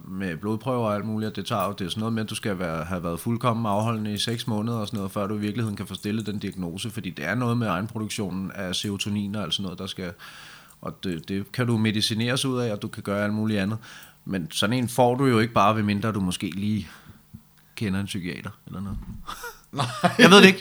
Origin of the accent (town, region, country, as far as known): Denmark